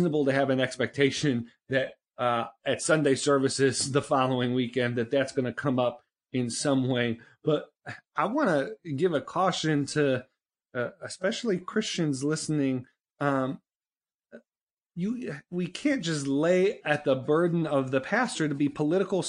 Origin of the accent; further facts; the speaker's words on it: Northeast, United States; I'm from the Northeast. I didn't grow up in a gun culture